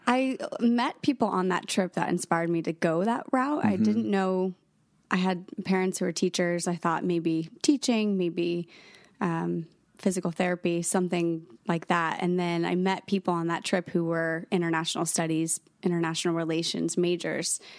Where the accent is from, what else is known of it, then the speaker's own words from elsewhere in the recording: Norwalk, Connecticut, United States; I'm from Norwalk, Connecticut